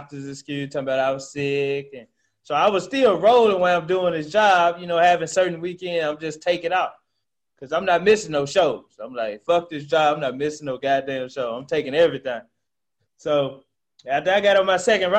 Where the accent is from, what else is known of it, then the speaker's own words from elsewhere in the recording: Memphis, Tennessee, United States; That's the zip code that I stayed in majority of my life here in Memphis